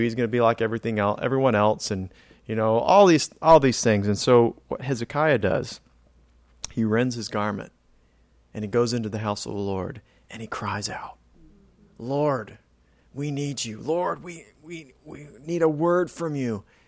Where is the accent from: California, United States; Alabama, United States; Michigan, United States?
California, United States; now in Florida, United States; I was born in California, so it was kinda desert climate out there